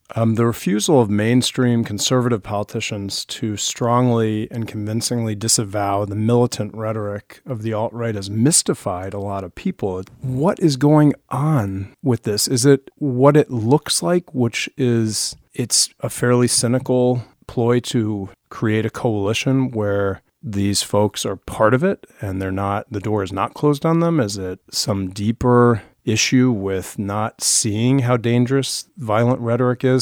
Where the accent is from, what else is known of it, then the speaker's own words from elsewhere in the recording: Arlington, Virginia, United States; I grew up in Arlington, Virginia